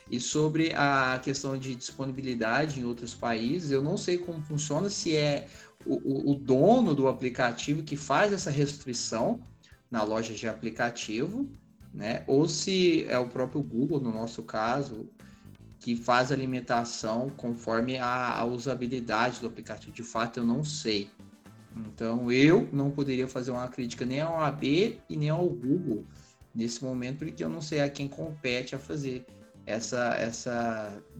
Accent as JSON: {"language": "Portuguese", "region": "Minas Gerais", "country": "Brazil", "said": "como eu sou de Minas, sou escrito em Minas"}